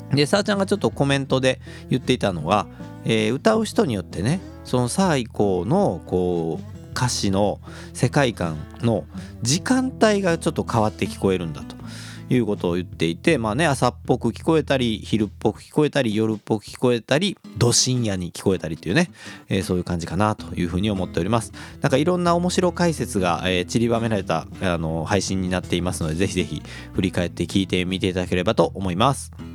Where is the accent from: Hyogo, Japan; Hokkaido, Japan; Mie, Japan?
Hyogo, Japan; Kobe; 神戸っ子